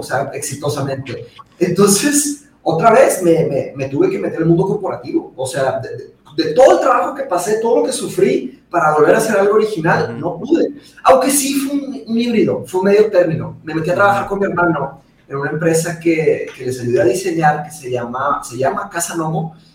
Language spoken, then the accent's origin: Spanish; Monterrey, Nuevo León, Mexico; also born or lived in Brazil; yo nací en Brasil y me vine a Monterrey cuando tenía cinco años